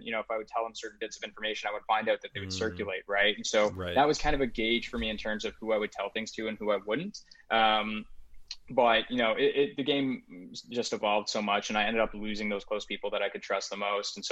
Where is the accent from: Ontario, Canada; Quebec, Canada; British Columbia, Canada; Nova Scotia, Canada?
Ontario, Canada; Burlington; I'm from Burlington